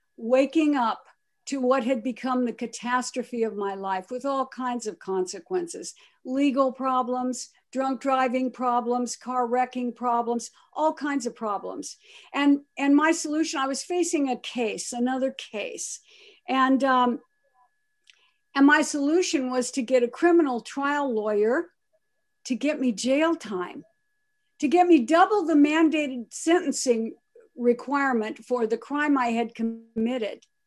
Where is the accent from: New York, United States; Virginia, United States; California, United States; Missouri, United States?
California, United States; Pomona; also born or lived in Akron, Ohio; my great-grandparents brought me by train to California, to Pomona, California, to raise me